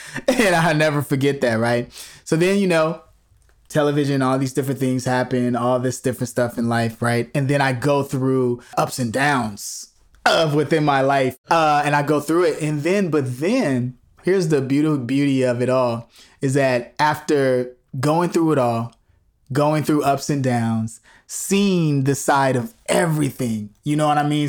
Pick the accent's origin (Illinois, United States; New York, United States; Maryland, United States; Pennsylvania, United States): Illinois, United States; Chicago; moved away; growing up in Chicago